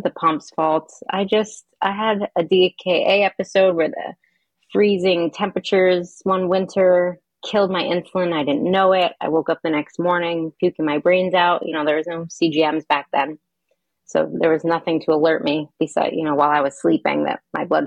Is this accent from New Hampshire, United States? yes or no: yes; Hanover, New Hampshire, United States; I grew up in Hanover, New Hampshire